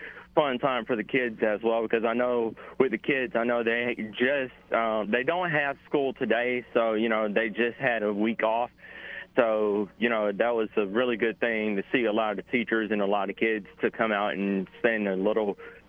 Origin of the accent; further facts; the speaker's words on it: Montgomery, Alabama, United States; I'm in my hometown of Montgomery, Alabama. I'm in downtown Montgomery of my beautiful home state